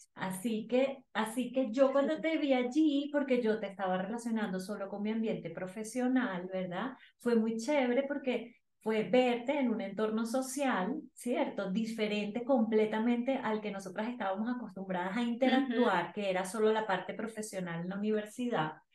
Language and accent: Spanish; Venezuela; moved away as an adult; now in Bogotá, Colombia; soy venezolana, tengo nueve años viviendo en Colombia